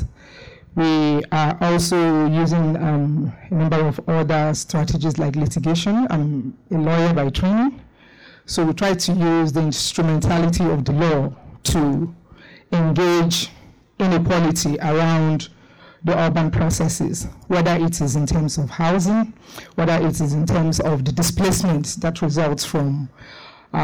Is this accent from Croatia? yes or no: no; Lagos, Nigeria; I'm from Nigeria, particularly Lagos, the city of more.